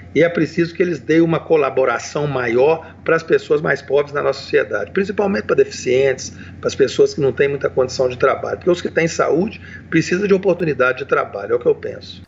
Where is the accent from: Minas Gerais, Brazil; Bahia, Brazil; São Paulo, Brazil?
Minas Gerais, Brazil; Belo Horizonte; eu sou nascido em Belo Horizonte